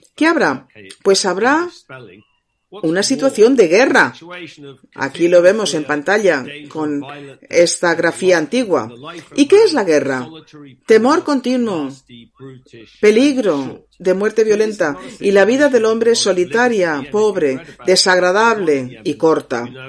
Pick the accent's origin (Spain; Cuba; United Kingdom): United Kingdom; England; yo soy inglés